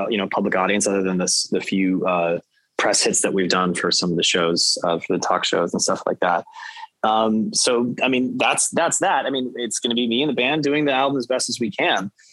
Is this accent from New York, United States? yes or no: no; San Francisco, California, United States; I'm from San Francisco. It's a bit of a homecoming show